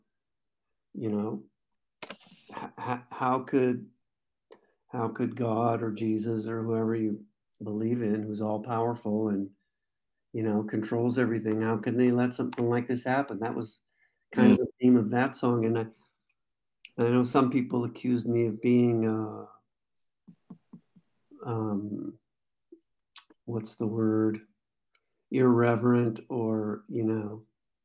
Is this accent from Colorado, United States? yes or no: no; Skyway, Washington, United States; also born or lived in Renton, Washington / Tacoma, Washington; now in Seattle, United States; I was born in Renton, Washington, and then, when I was about three years old, we moved up to a place called Skyway, which is, you know, it's something between Seattle and Renton